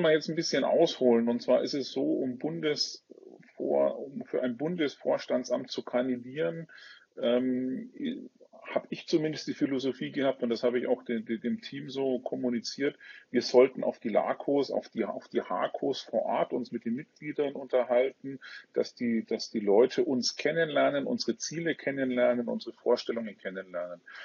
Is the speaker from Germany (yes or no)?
yes; Franconia, Bavaria, Germany; accent: Franconian; komme aus äh, einem schönen Frankenland, wie man vielleicht auch das ein oder andere Mal an meinem Dialekt hört, ähm, aus Bayern